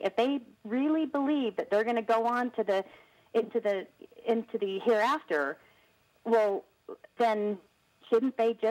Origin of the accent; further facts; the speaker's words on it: Salt Lake City, Utah, United States; now in Bountiful, United States; I'm from Utah and born and raised in Salt Lake, now moved out to Bountiful